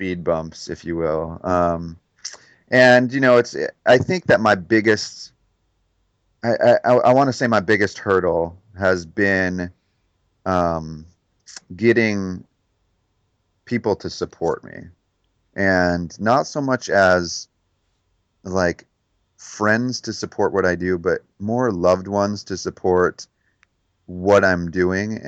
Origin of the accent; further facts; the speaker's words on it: Detroit, Michigan, United States; moved away; growing up in Detroit